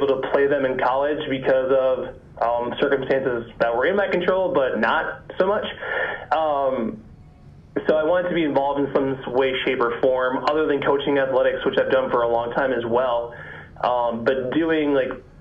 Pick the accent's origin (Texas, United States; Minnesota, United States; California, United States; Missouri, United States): Minnesota, United States; Southwest; moved away as an adult; also born or lived in Omaha, Nebraska; now in Des Moines, United States; born and raised in Southwest Minnesota, about an hour north of Iowa, an hour straight east of Brookings, South Dakota